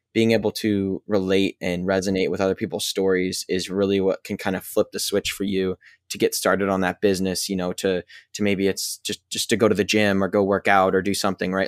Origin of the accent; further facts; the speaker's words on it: Pacific Northwest, United States; I'm from the Pacific Northwest